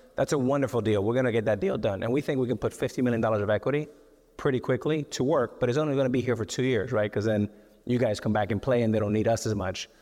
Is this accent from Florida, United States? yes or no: yes; Miami, Florida, United States; we're from Miami